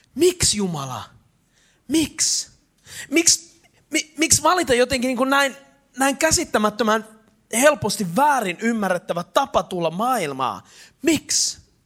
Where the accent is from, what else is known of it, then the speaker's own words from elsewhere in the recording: Eastern Finland, Finland; mä oon itäsuomalainen latino